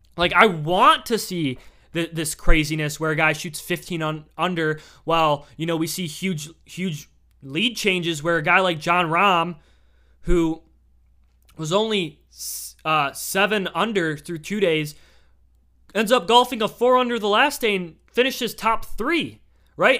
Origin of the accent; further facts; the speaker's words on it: Michigan, United States; I'm just from Michigan.